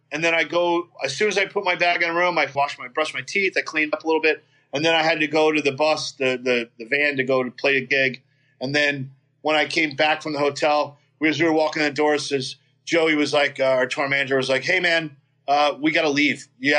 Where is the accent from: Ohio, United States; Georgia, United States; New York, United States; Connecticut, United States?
New York, United States; And I had a couple friends, you know, that I grew up in New York.